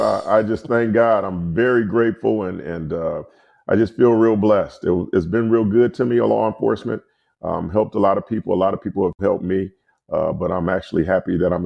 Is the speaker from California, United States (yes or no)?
yes; Compton, California, United States; because I pastor a church in Compton. So they were like, you're a pastor in Compton. I grew up in Compton.